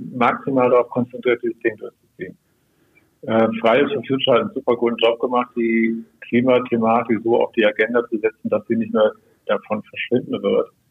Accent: Brandenburg, Germany; bei uns in Brandenburg

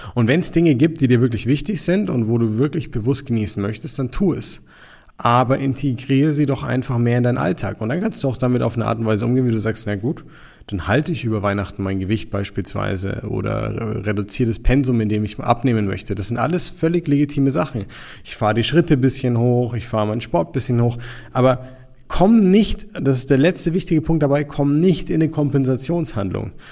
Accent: Nuremberg, Bavaria, Germany; wir kommen jetzt hier aus Nürnberg

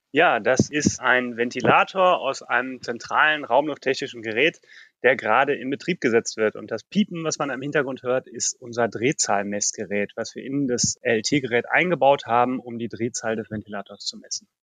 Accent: Ruhr area, North Rhine-Westphalia, Germany; Ich bin im Ruhrgebiet aufgewachsen

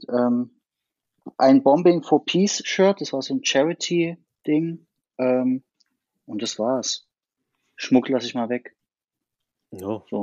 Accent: Chemnitz, Saxony, Germany; also born or lived in Berlin; gebürtiger Chemnitzer, wohne in Chemnitz und Berlin

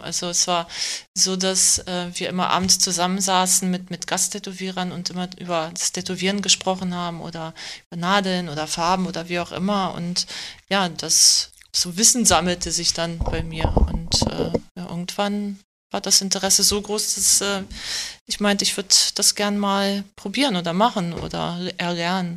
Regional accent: Germany; Ich bin aber in Deutschland geboren, also bin seit langer Zeit hier

